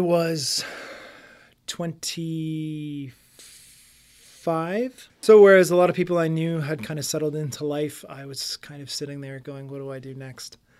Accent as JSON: {"language": "English", "town": "Windsor", "region": "Ontario", "country": "Canada", "tie": "born or raised there", "said": "I grew up in South Windsor."}